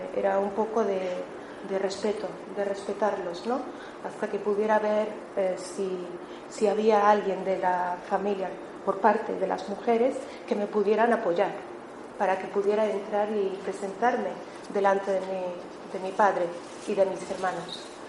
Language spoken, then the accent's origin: Spanish; Melilla, Spain; moved away as an adult; now in Barcelona, Spain; yo soy de Melilla